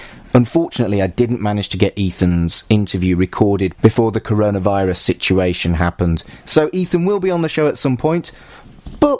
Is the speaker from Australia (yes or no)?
no; Wolverhampton, West Midlands, United Kingdom; moved away as an adult; now in Manchester, United Kingdom; I've lived here longer than I lived in Wolverhampton, where I'm from.